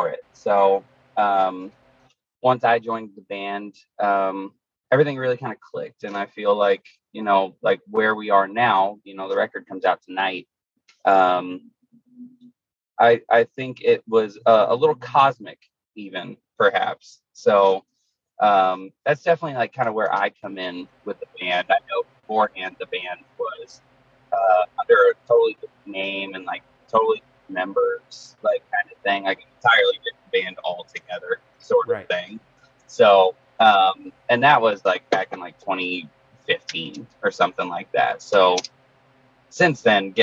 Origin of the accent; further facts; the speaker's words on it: Midwest, United States; We're from the Midwest